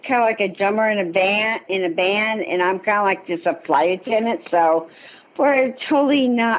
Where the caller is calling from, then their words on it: Salt Lake City, Utah, United States; I am calling from Salt Lake City, Utah.